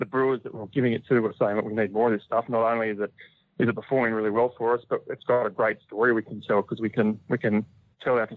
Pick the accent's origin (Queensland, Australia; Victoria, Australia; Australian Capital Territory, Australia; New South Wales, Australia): Victoria, Australia; Bright; over here in my hometown